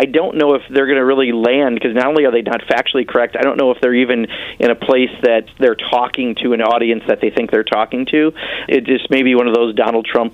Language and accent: English; Kenosha, Wisconsin, United States; my hometown down in Kenosha, Wisconsin